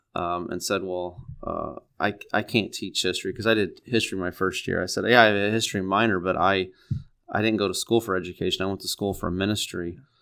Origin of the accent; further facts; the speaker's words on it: Neoga, Illinois, United States; now in Peoria, United States; I grew up in Neoga, Illinois. It's down by East Central, or it's in East Central Illinois.